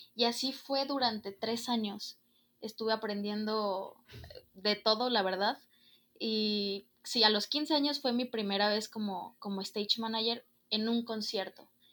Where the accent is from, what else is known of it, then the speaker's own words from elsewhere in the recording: Guadalajara, Jalisco, Mexico; soy de aquí, de Guadalajara, Jalisco